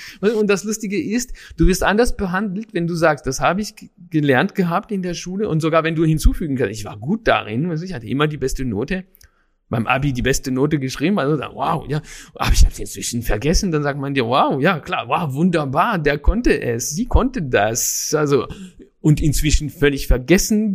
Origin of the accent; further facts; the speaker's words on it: Paris, Île-de-France, France; in Paris auf jeden Fall in der Stadt, wo ich groß geworden bin